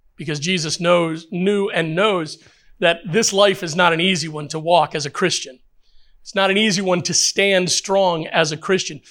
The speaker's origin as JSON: {"language": "English", "country": "United States", "said": "I know we're Americans"}